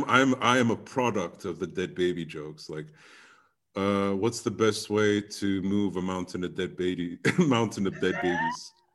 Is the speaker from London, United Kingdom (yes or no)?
yes; London, United Kingdom; I grew up in London for 30 years straight. Went to an English school